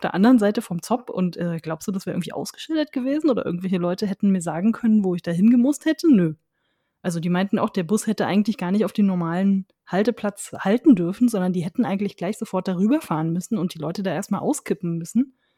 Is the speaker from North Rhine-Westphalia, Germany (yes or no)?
no; Berlin, Germany; als Berliner